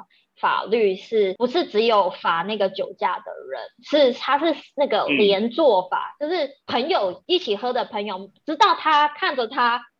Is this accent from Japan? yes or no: yes; Japan; Chinese is a second language; 因为我们日本人最多什么哦，就得规矩啊